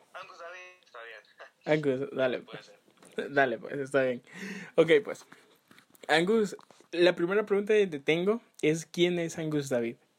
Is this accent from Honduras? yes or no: yes; Honduras; uno como hondureño